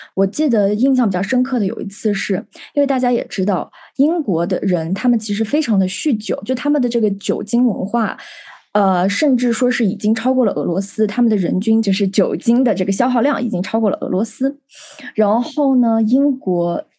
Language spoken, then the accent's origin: Chinese; China; moved away as an adult; 我是来自于祖国的一个少数民族聚集地